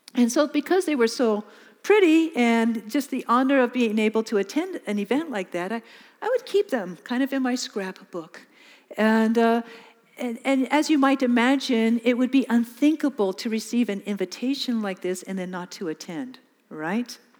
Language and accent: English; California, United States; moved away as an adult; now in Mozambique; I'm from California.